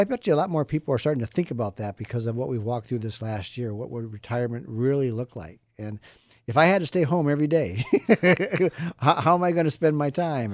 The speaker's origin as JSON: {"language": "English", "region": "Midwest", "country": "United States", "tie": "born or raised there", "moved": "yes", "said": "I grew up in the Midwest."}